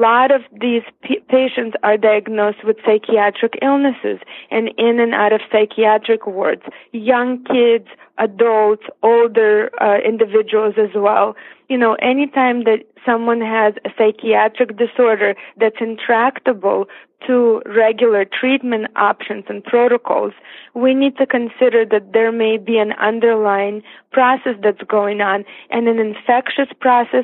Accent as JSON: {"language": "English", "region": "Siberia", "country": "Russia", "tie": "born or raised there", "second_language": "English", "moved": "yes", "lives_now": "United States", "said": "I was actually born in Siberia"}